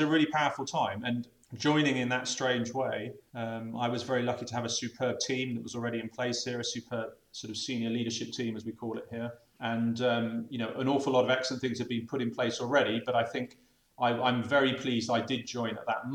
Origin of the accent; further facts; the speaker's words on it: Bath, South West England, United Kingdom; moved away as an adult; also born or lived in Scotland / Birmingham; now in Bristol, United Kingdom; I was actually brought up in the village.